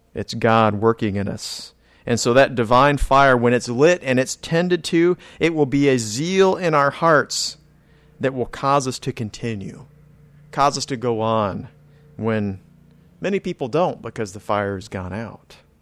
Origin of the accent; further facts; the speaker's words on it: California, United States; now in Florida, United States; I was born in California, so it was kinda desert climate out there